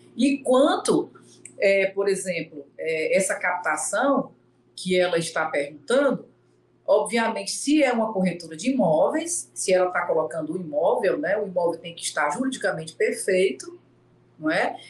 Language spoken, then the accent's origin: Portuguese; Fortaleza, Ceará, Brazil; eu sou aqui de Fortaleza